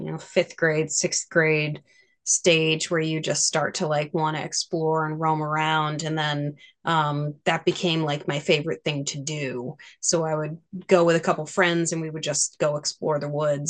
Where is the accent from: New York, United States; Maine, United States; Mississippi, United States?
Maine, United States; Growing up in Maine